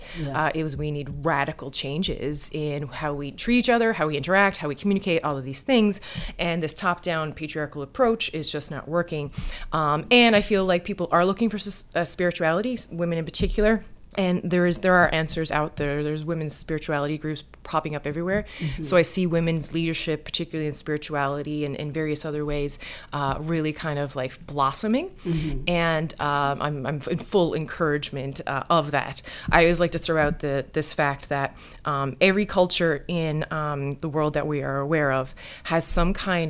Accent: Newfoundland and Labrador, Canada; Oh, I'm a Newfoundlander. The island always calls out to me.

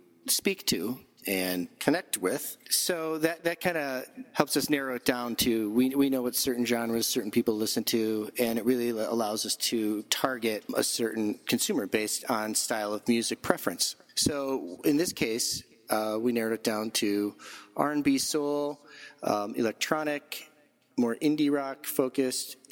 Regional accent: Chicago, Illinois, United States; as a Chicagoan

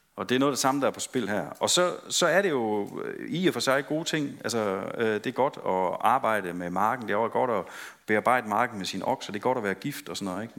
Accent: West Jutland, Central Denmark Region, Denmark; vi er fra Vestjylland

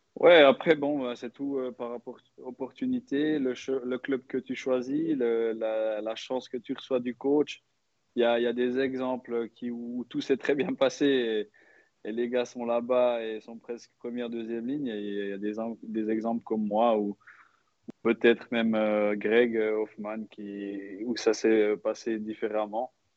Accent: Switzerland; en tant que Suisse

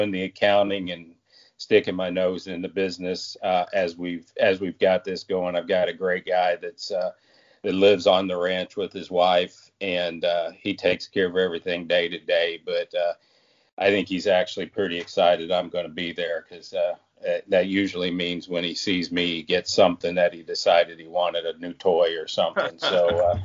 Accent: Muskogee, Oklahoma, United States; My wife and I grew up in Muskogee, Oklahoma, and just outside of Tulsa

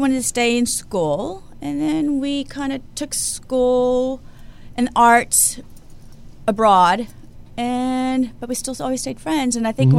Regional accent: Houston, Texas, United States; born or raised there; moved away as an adult; also born or lived in Miami / Paris; now in Los Angeles, United States

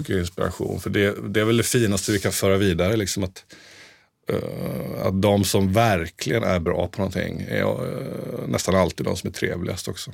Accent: Mönsterås, Kalmar County, Sweden; moved away as an adult; also born or lived in Piteå; now in Stockholm, Sweden; vi hade en jättefin musikaffär där vi kommer från i Mönsterås

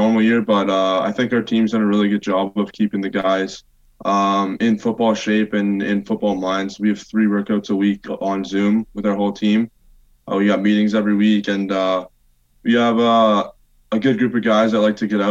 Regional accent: London, Ontario, Canada; moved away; my hometown team, Western. Obviously got some emotional ties there coming from London

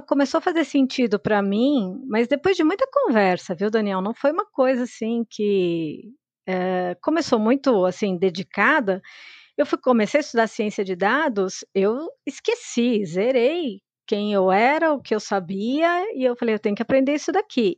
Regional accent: São Paulo, Brazil; Eu sou de São Paulo. A minha família veio do interior do estado e se estabeleceu aqui em São Paulo mesmo

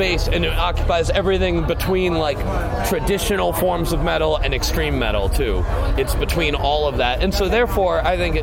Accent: Los Angeles, California, United States; We live like an hour away. We're from Los Angeles

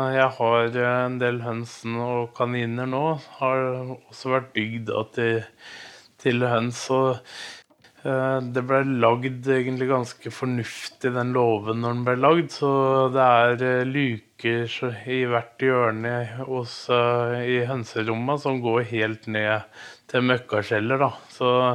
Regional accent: Moss, Østfold, Norway; moved away as an adult; now in Skiptvet, Norway; Jeg er egentlig fra Moss og flytta opp

